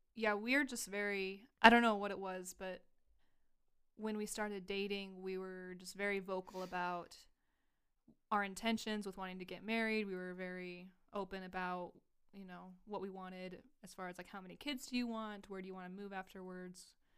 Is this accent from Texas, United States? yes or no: yes; Texas, United States; now in Idaho, United States; I'm from Texas